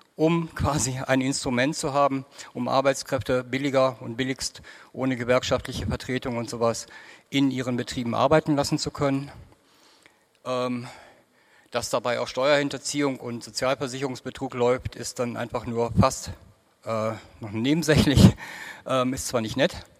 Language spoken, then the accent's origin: German; South Oldenburg, Lower Saxony, Germany; bei uns in Südoldenburg